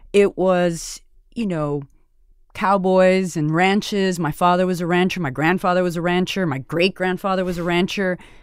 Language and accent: English; Alice, Texas, United States; moved away as an adult; also born or lived in Washington, D.C. / Mexico / Seattle / New York; growing up in Alice, it was a gift